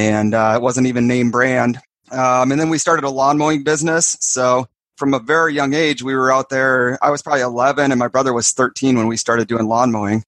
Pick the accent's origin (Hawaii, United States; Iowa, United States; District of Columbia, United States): Iowa, United States; also born or lived in Kansas; And then when we moved to Iowa from Kansas, we had this area of bike trails, and we'd go down there for just hours and like build these jumps, build tabletops, build berms, and just have a blast.